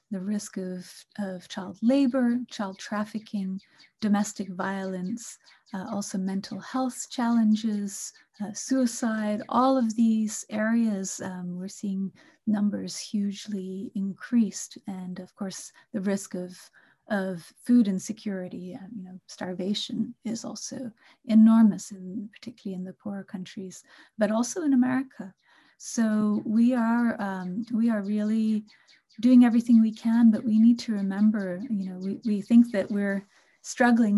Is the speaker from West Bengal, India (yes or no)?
yes; Kolkata, West Bengal, India; born or raised there; moved away; also born or lived in England / Canada